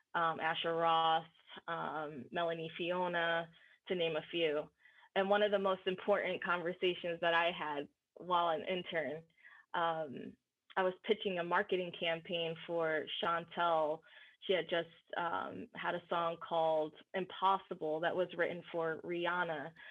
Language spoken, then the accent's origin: English; New Jersey, United States; moved away as an adult; also born or lived in New York; now in Los Angeles, United States; I'm from New Jersey